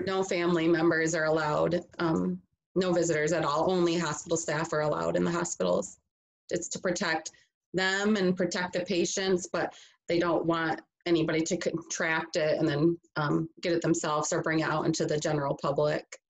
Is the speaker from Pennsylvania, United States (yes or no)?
no; Grand Rapids, Michigan, United States; I am from Michigan originally, from the west side of the state, so Grand Rapids area